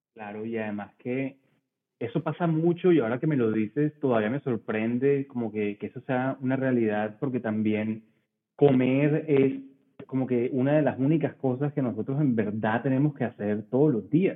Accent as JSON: {"language": "Spanish", "town": "Barranquilla", "region": "Atlántico", "country": "Colombia", "said": "Soy barranquillero em, de ascendencia libanesa"}